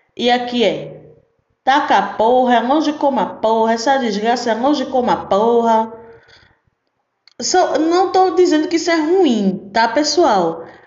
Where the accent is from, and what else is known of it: Recife, Pernambuco, Brazil; born or raised there; accent: pernambucana raiz; moved away as an adult; now in Salvador, Brazil